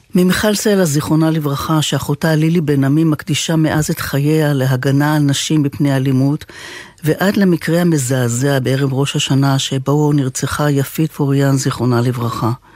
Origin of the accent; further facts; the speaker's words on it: Israel; אני ישראלית מלידה